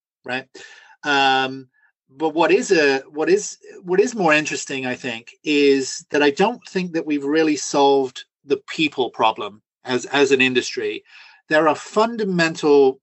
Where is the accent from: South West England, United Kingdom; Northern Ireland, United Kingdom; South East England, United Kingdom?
South West England, United Kingdom; Somerset; moved away as an adult; also born or lived in London; I grew up in Somerset, which is in the sort of far west of England, very rural.